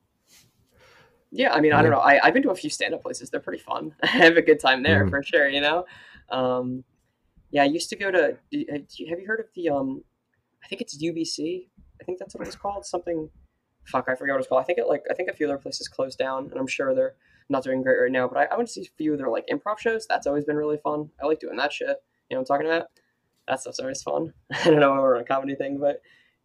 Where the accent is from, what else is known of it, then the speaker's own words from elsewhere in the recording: New Jersey, United States; in New Jersey, but like the whole area. I've been in this area for like most of my life